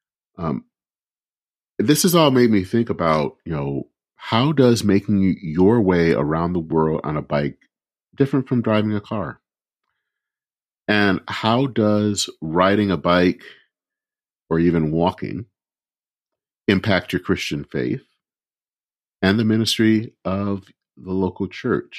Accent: Flint, Michigan, United States; moved away; my hometown of Flint, Michigan

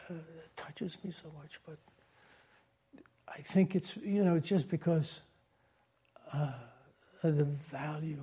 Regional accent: Yonkers, New York, United States; I'm from Yonkers, New York, and I liked it

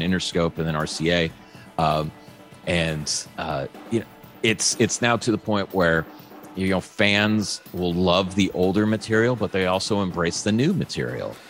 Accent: New Orleans, Louisiana, United States; I was born in New Orleans

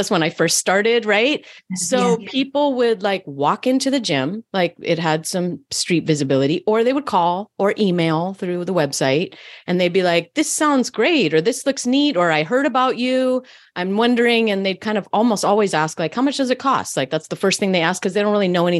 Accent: Berkeley, California, United States; I grew up in Berkeley, California.

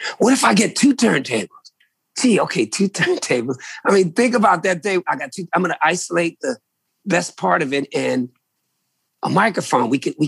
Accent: Virginia, United States; I come from Virginia people, man. I am a Virginian, brother.

